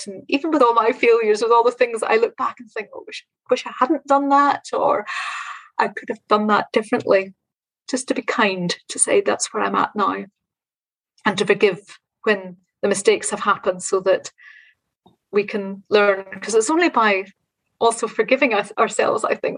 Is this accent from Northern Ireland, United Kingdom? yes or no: yes; Northern Ireland, United Kingdom; now in Scotland; growing up in Northern Ireland. I live in Scotland now, but my home was in Northern Ireland